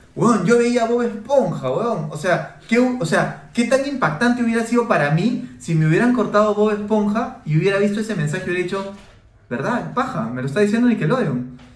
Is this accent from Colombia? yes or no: no; Peru